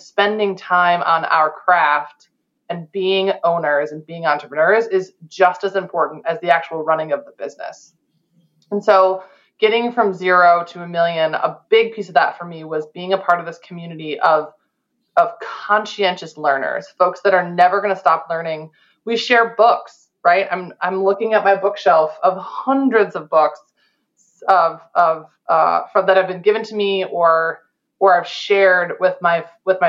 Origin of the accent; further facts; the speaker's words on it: Chicago, Illinois, United States; I'm from Chicago